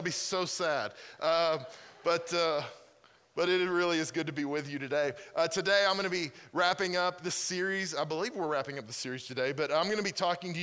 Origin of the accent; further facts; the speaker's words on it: Mustang, Oklahoma, United States; moved away as an adult; now in Pennsylvania, United States; I'm originally from Mustang. I grew up there, and so I'm from this area.